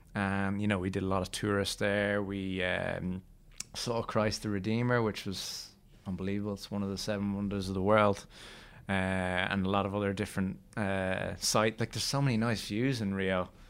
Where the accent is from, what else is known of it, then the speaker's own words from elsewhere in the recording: Ireland; We're Irish